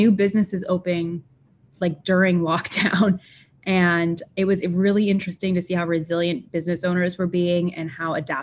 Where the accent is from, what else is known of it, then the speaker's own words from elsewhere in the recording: Sarasota, Florida, United States; now in St. Petersburg, United States; I grew up in Sarasota